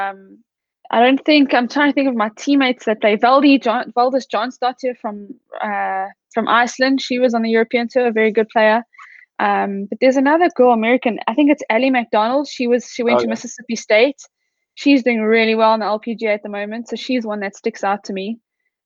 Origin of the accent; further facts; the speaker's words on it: South Africa; also born or lived in Texas, United States; I'm from South Africa. I started my golf playing amateur golf in South Africa.